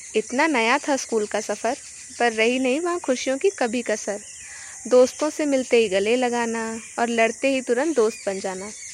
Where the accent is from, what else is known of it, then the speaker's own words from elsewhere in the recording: Amethi, Uttar Pradesh, India; मैं उत्तर प्रदेश के अमेठी ज़िले की रहने वाली हूँ